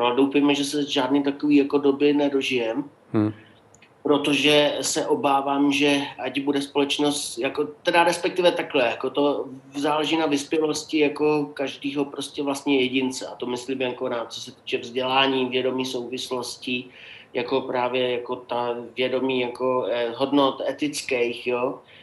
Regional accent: Opava, Moravian-Silesian Region, Czechia; moved away; also born or lived in Jeseníky; já jsem z Opavy, takže jako tam bylo německý obyvatelstvo ze sedmdesáti procent

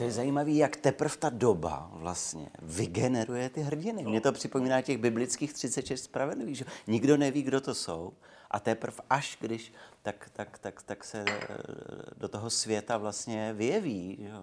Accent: Czechia; my Češi

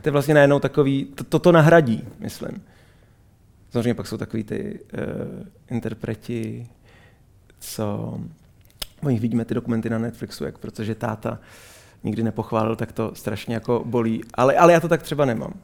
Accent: Israel; moved away; z města, kde jsem, kde jsem vyrůstal v Izraeli.

